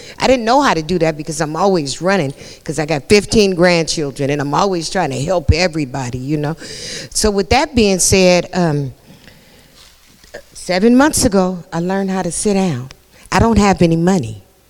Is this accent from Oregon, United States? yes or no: no; San Francisco, California, United States; We came out here from San Francisco, California.